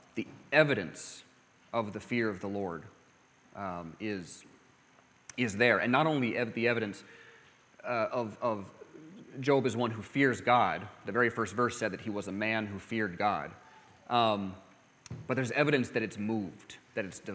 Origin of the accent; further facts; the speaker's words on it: California, United States; I grew up in California